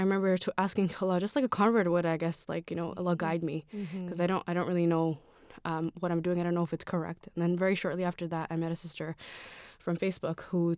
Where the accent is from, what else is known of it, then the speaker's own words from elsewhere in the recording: Toronto, Ontario, Canada; also born or lived in Sri Lanka; All right, so I was born and raised in Toronto. I grew up in Sri Lanka for a little bit. I went to elementary school, middle school, and high school all here.